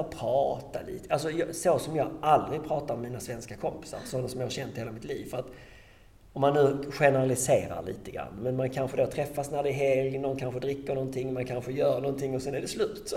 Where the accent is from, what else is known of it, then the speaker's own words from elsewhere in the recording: Sweden; jag kom ju från Sverige